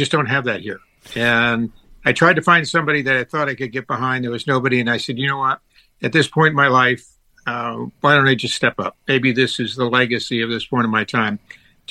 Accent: Tampa, Florida, United States; moved away as an adult; now in California, United States; I was from Tampa, Florida, which is a pretty nice place

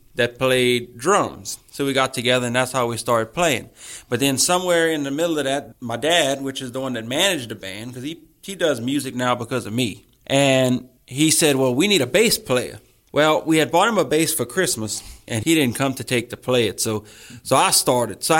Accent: Church Point, Louisiana, United States; I'm from Church Point

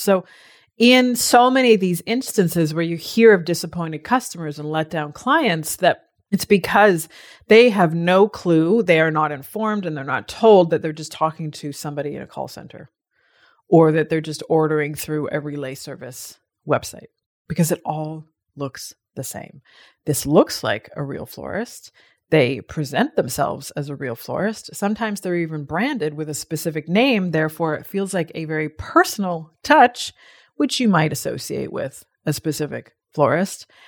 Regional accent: Canada; now in Australia; as a Canadian

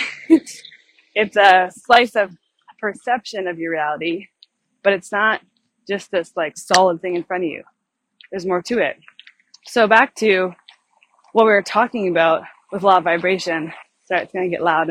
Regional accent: Canada; I'm from Canada

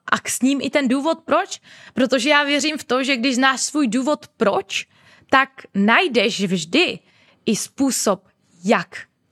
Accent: Moravia, Czechia; moved away as an adult; now in Prague, Czech Republic; u nás na Moravě

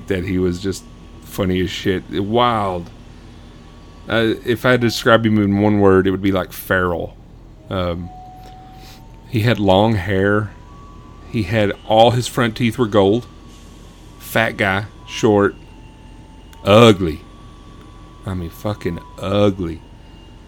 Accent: Sonora, Texas, United States; I grew up in the oil field in West Texas, small town called Sonora, Texas.

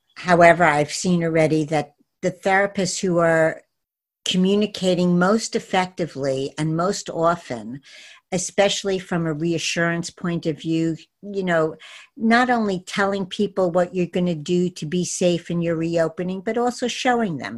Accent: New York City, New York, United States; my hometown is New York City

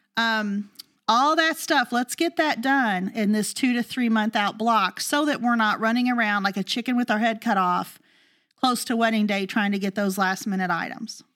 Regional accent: the South, United States; We're from the South

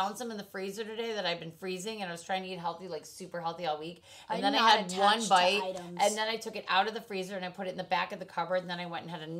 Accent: Michigan, United States; now in California, United States; I grew up in Michigan

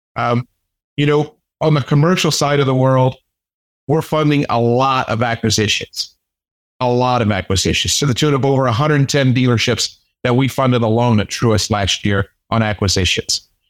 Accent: United States; being an American

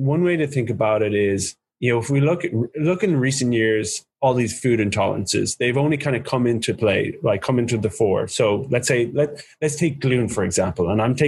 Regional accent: United States; Because I'm from America and I talk like this.

